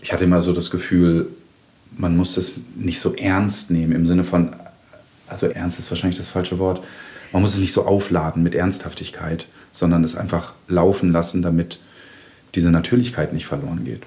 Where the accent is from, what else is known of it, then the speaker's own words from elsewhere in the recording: Germany; Ich bin in einer Kleinstadt in Deutschland groß geworden, war so relativ der einzige Ausländer